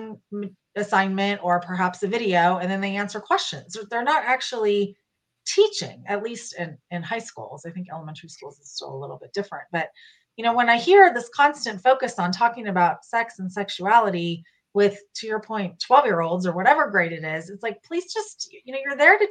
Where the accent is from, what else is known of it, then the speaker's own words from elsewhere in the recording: California, United States; moved away as an adult; also born or lived in North Texas; now in Frisco, United States; I was born and raised there